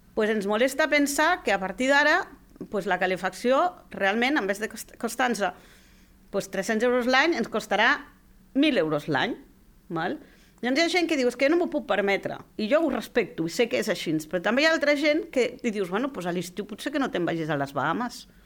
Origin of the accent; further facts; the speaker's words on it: Barcelona, Catalonia, Spain; moved away as an adult; now in Lleida, Spain; la gent que venim de Barcelona